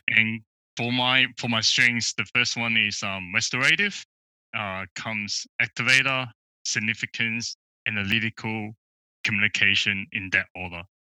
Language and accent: English; Melbourne, Victoria, Australia; I'm from Melbourne